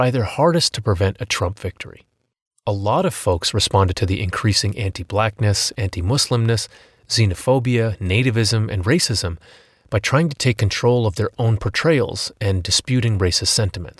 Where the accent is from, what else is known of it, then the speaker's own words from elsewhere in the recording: United States; I'm an American